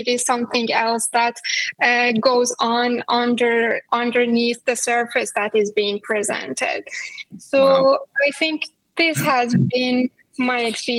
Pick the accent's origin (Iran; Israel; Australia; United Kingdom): Iran; English is a second language; This dynamic between Iran and the U.S. has always been a very big part of anyone's life growing up in Iran.